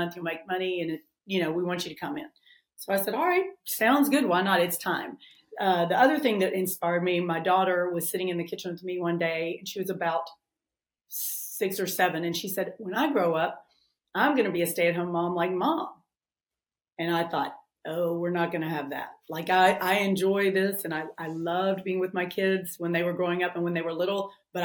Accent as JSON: {"language": "English", "town": "Memphis", "region": "Tennessee", "country": "United States", "also_born_or_lived": "Nashville, Tennessee / New York", "said": "I'm from Memphis. I've lived in Memphis a lot of my life, and I've lived in Nashville a lot of my life. So, I can't get rid of the accent"}